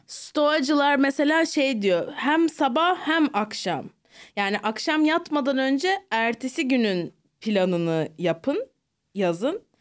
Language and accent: Turkish; Turkey; also born or lived in New Jersey